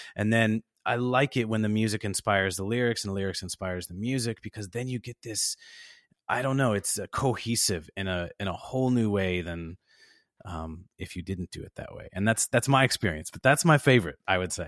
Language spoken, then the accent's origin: English; Chicago, Illinois, United States; I was raised in the South Side of Chicago